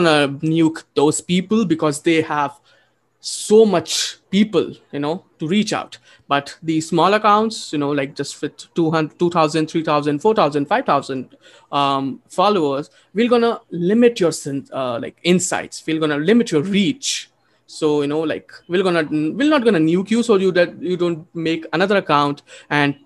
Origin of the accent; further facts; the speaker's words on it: India; moved away; also born or lived in Texas, United States; I'm an Indian